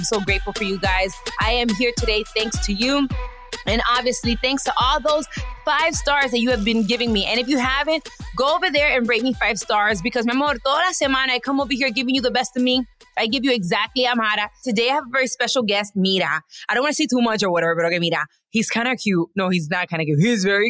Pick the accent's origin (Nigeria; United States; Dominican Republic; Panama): Dominican Republic; I am a proud Dominicana.